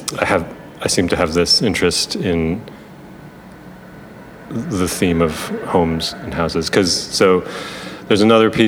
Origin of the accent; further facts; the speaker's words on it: Buffalo, New York, United States; I'm from Buffalo